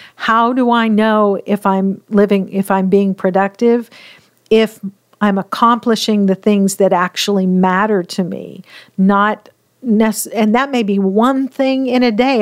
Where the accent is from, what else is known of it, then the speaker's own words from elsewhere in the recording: Pacific Northwest, United States; I grew up in the Pacific Northwest